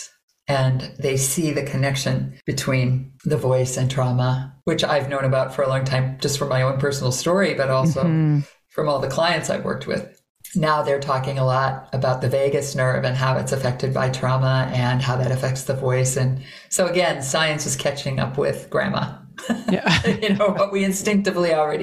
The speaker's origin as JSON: {"language": "English", "region": "Minnesota", "country": "United States", "said": "I am from Minnesota"}